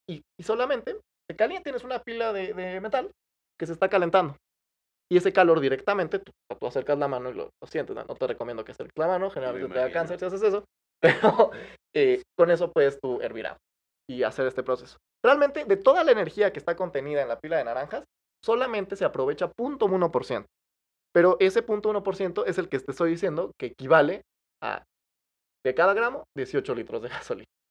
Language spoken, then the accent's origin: Spanish; Mexico; a, mí como, mexicano